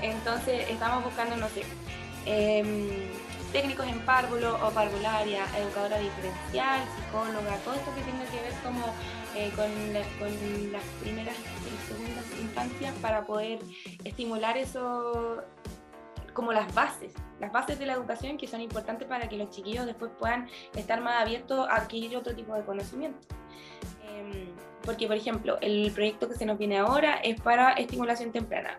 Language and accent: Spanish; Angol, Araucanía, Chile; now in Chiguayante, Chile; en Angol